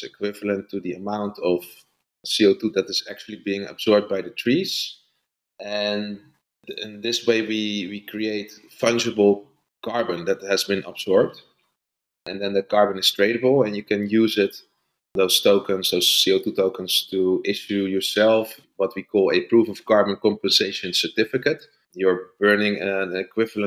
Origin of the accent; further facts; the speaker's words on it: Netherlands; I'm from the Netherlands